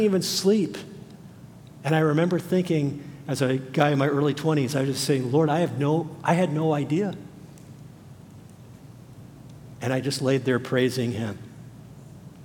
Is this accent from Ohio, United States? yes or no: no; Los Angeles, California, United States; I grew up in the Los Angeles area.